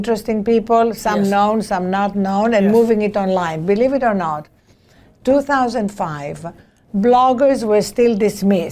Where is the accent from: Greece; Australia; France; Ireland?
Greece; now in United States; As you can hear from my accent, I was not born in this country. I'm an immigrant, a naturalized immigrant, whatever that may mean. I was born in Greece.